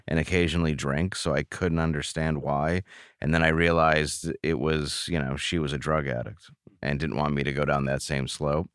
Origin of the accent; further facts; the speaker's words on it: Grosse Pointe Woods, Michigan, United States; also born or lived in Detroit, Michigan; I grew up in, uh, Grosse Pointe Woods, Michigan. I was born in Detroit.